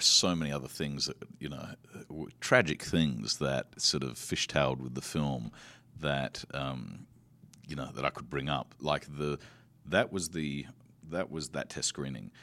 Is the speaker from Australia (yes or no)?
yes; Australia; I come from Australia.